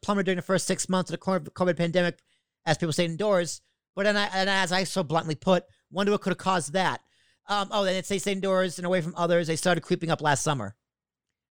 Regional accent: Long Island, New York, United States; also born or lived in Boston suburb, Massachusetts; now in Hoboken, United States; from Boston, suburb of Boston, growing up in Long Island, now in Hoboken

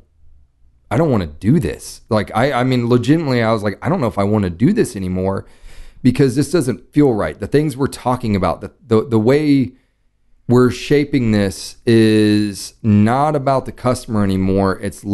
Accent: Dallas, Texas, United States; moved away as an adult; I grew up in Dallas. I lived in Dallas till I was 18.

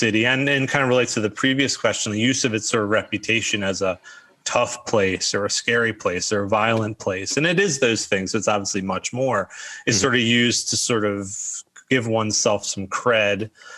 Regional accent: Baltimore, Maryland, United States; I say I'm from Baltimore and I kind of stress that, but if people start to talk to me, I try to really stress, like, look, I grew up in Highland Town.

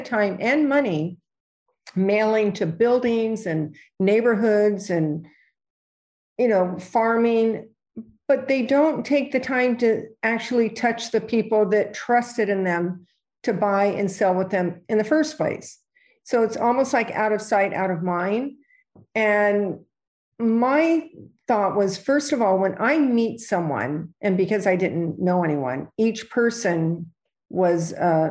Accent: California, United States; moved away as an adult; now in New York, United States; when I came to New York, I was from California

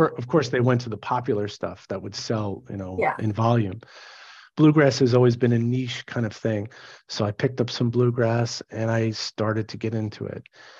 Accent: New York City, New York, United States; So I'm from New York City

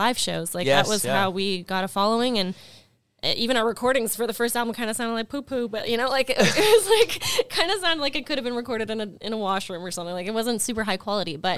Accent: Montreal, Quebec, Canada; also born or lived in Toronto; I grew up in Montreal in the Plateau.

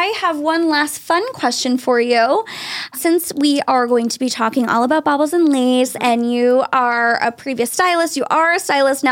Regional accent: South Shore, Massachusetts, United States; I'm from the South Shore

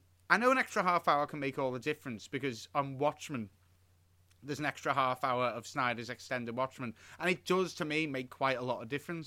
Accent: United Kingdom; we're British.

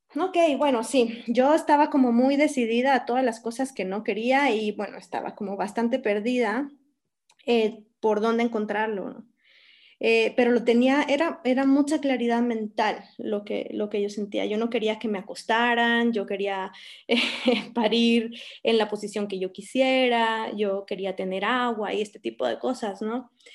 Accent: Guatemala City, Guatemala Department, Guatemala; moved away as an adult; also born or lived in Spain / San Cristóbal de las Casas, Mexico; nací y crecí aquí en la ciudad de Guatemala

